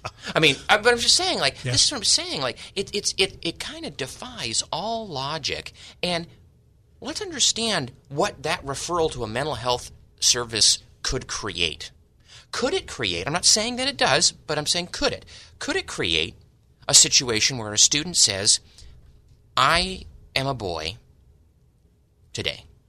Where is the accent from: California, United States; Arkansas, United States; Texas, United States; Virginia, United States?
California, United States; San Diego; born and raised in East County, San Diego